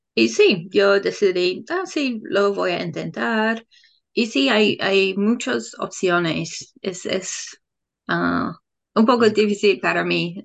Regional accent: England, United Kingdom; Spanish is a second language; moved away as an adult; now in New Zealand; soy de Inglaterra, pero vivo en Nueva Zelanda.

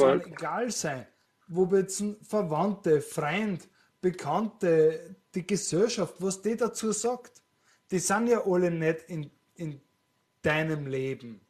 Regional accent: Austria; was ich wahrnehme als Österreicher

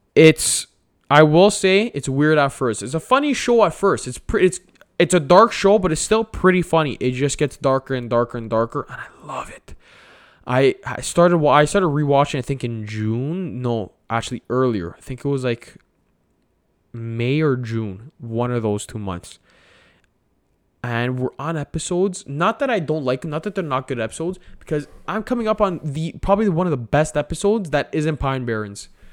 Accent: Canada; I'm Italian Canadian

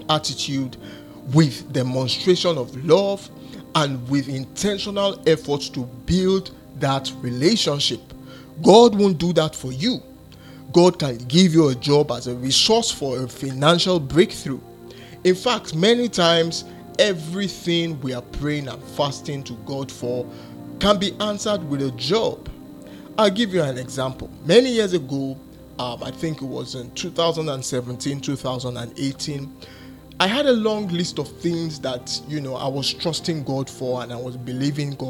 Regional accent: Nigeria; I come from Nigeria and I reside in Nigeria

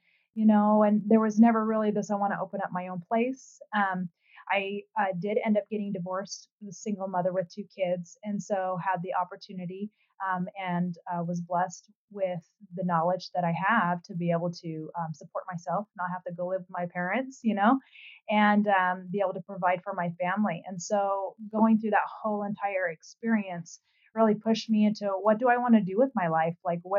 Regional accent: Utah, United States; also born or lived in Hawaii; I'm originally from Utah

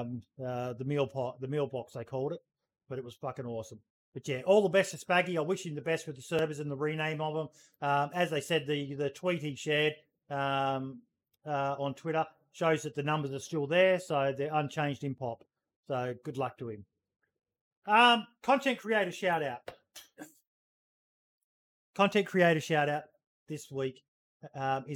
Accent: Australia; I'm an Aussie.

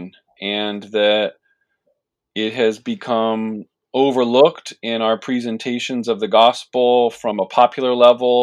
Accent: Washington, District of Columbia, United States; also born or lived in Palatine, Illinois; now in Chicago, United States; I'm originally from the Washington, D.C. area

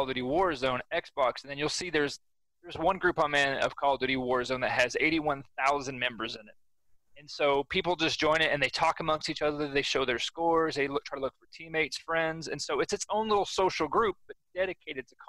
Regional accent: Oklahoma, United States; I'm kind of stuck in my home state

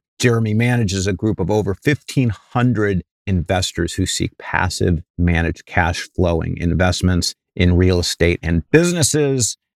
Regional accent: Cleveland, Ohio, United States; now in California, United States; when I was a kid and I grew up in Cleveland, Ohio, and not exactly a garden spot then, and nor is it now, and arguably never will be.

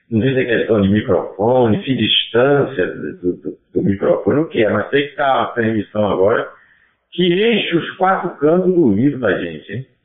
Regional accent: Bahia, Brazil; hoje como baiano eu entrei

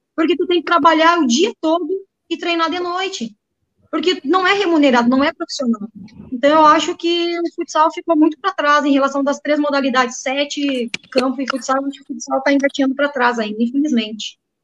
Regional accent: Santa Rosa, Rio Grande do Sul, Brazil; also born or lived in Canoas; now in Porto Alegre, Brazil; Eu sou natural de Santa Rosa

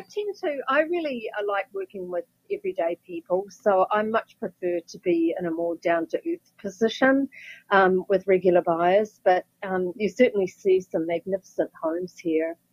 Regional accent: Wellington, New Zealand; moved away as an adult; now in California, United States; my hometown, Wellington

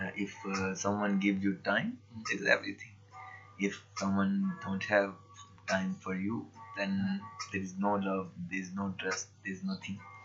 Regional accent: Pakistan; I'm from Pakistan

